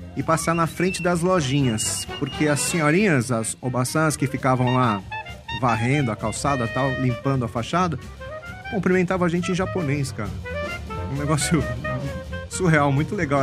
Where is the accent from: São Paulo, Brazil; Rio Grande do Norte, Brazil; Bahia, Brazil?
São Paulo, Brazil; eu nasci e cresci na Liberdade